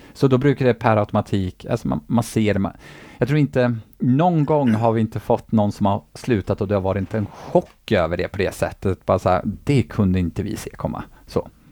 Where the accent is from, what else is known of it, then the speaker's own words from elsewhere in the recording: Eskilstuna, Södermanland, Sweden; moved away as an adult; now in Gothenburg, Sweden; hemma i Eskilstuna